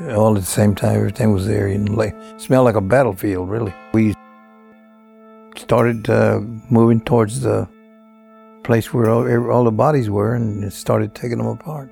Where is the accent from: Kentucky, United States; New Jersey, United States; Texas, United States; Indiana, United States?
Texas, United States; small Texas town, United States; It was in a small town, typical small Texas town